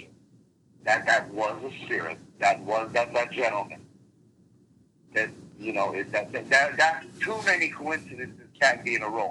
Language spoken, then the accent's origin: English; New Jersey, United States; English is a second language; moved away as an adult; also born or lived in Lake George, New York / Eastern Europe; now in Connecticut, United States; we lived primarily in New Jersey